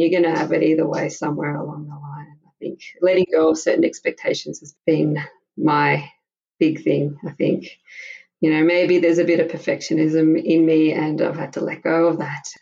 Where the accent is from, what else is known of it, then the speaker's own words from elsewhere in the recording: Melbourne, Victoria, Australia; moved away as an adult; now in Prague, Czech Republic; I'm from Melbourne, Australia, and I had my first daughter there six years ago